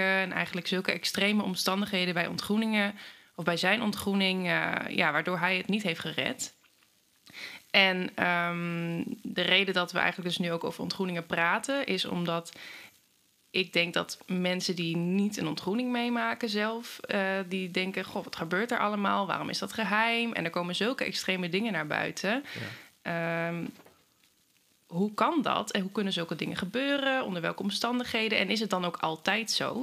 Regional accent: Hengelo, Overijssel, Netherlands; ik kom uit Hengelo

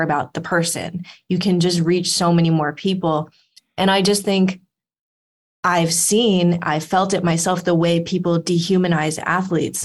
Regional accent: Los Angeles, California, United States; I grew up in Los Angeles

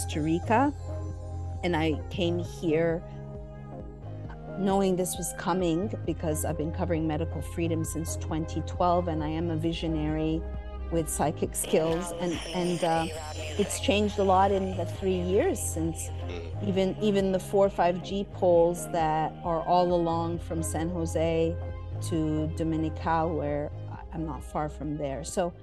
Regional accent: Montreal, Quebec, Canada; moved away as an adult; also born or lived in Los Angeles, United States; I grew up, I was born in 73, and I grew up in Montreal, Canada.

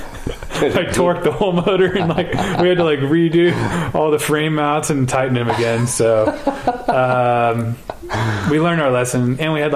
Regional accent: Northern California, United States; I grew up in NorCal

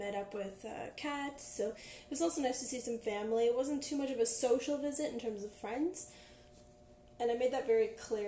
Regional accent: Ottawa, Ontario, Canada; moved away as an adult; now in Victoria, Canada; I was from Ottawa. I've lived there most of my life. I moved to Victoria, BC last May

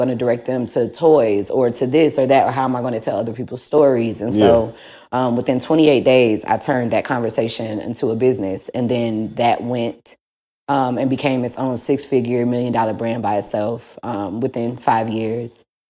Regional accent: St. Louis, Missouri, United States; I'm from St. Louis.

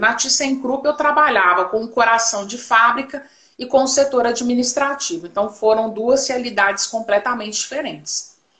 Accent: Belo Horizonte, Minas Gerais, Brazil; eu sou de Belo Horizonte, Minas Gerais, Brasil

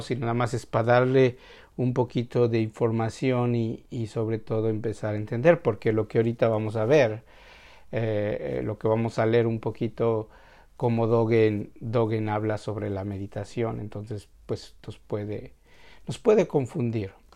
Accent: Mexico; para nosotros como mexicanos

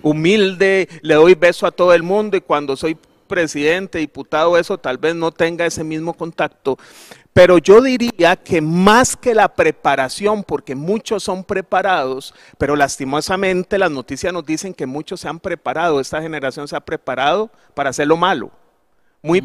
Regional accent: Costa Rica; nosotros como ticos

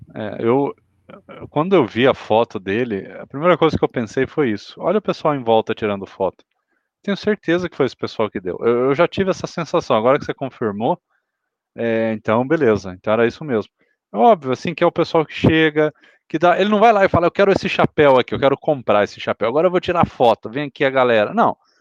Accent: Paraná, Brazil; Eu sou aqui do Paraná

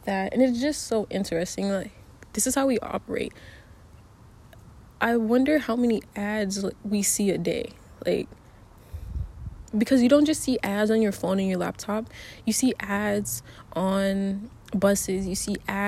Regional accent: United States; I'm an American

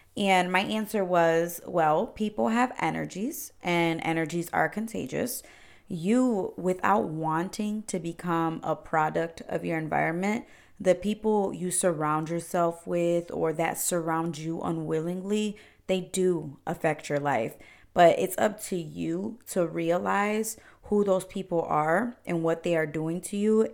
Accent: Cleveland, Ohio, United States; I was actually born and raised in Cleveland, Ohio. I've been here my whole life, uh, 28 years

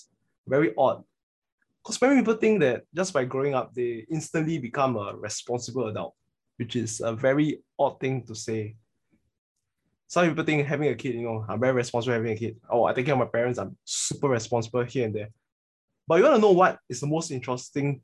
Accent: Singapore; we are Singaporean males

